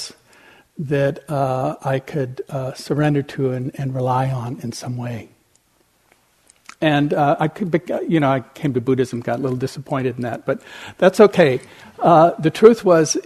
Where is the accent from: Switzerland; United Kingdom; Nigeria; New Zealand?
Switzerland; moved away as an adult; also born or lived in California; I grew up in Europe, in Switzerland